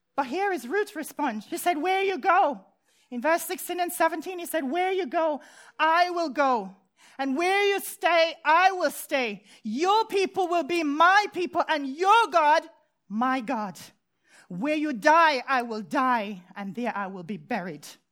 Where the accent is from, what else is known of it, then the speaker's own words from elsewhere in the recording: Jamaica; moved away; when I was a child growing up in Jamaica